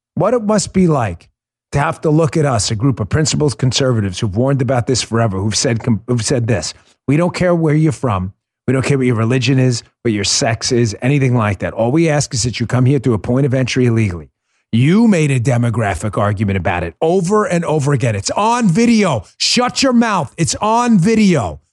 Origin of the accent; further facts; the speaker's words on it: New York, United States; I grew up in New York